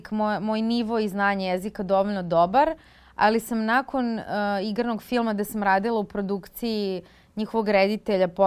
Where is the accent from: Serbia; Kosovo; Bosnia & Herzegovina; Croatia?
Serbia; Belgrade; moved away as an adult; also born or lived in Israel; ja sam glumica iz Beograda